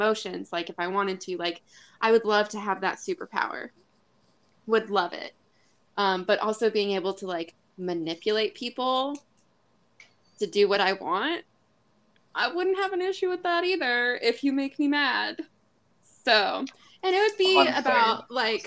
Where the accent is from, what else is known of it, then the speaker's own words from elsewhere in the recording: Colorado, United States; Growing up in Colorado